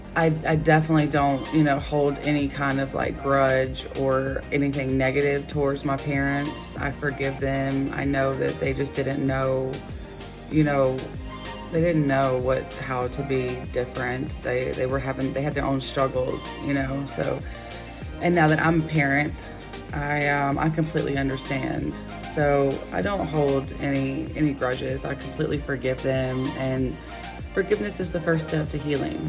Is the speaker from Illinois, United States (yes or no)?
no; Gainesville, Georgia, United States; I was born in 1988 in Gainesville, Georgia, about an hour north of Atlanta.